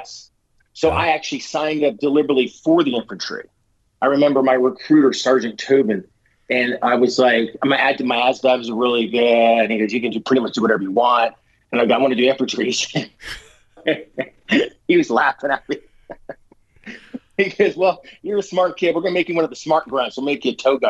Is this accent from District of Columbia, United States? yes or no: no; Southern Maryland, United States; moved away as an adult; Born and raised in Maryland and then reborn on Parris Island, South Carolina